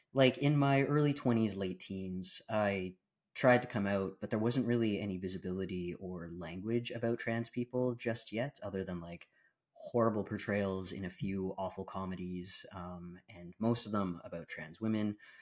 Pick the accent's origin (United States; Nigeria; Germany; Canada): Canada; also born or lived in Bahamas / British Columbia, Canada; now in Ontario, Canada; I was born in Canada, um, but I grew up between, uh, Canada and the Bahamas Islands